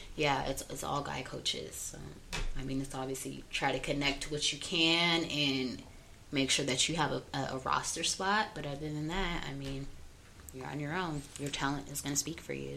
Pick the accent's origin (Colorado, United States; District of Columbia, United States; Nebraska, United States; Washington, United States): Colorado, United States; Denver; I'm from Montbello